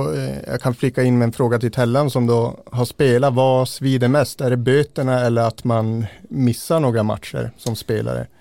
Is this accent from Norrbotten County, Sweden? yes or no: yes; a few tens of km south of Gällivare, Norrbotten County, Sweden; det är bara några mil söder om Gällivare